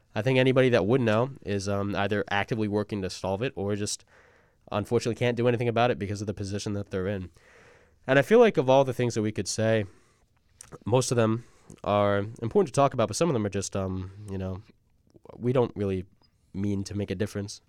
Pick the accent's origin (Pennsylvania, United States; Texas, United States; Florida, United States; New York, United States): New York, United States; Long Island; Gabby Petito's hometown, Blue Point, is about twenty minutes from my hometown